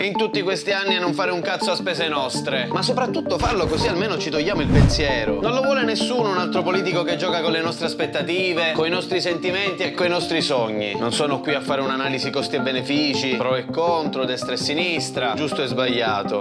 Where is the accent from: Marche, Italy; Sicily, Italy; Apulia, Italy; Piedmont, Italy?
Sicily, Italy; Palermo; sono nato a Palermo da genitori di Isola delle Femmine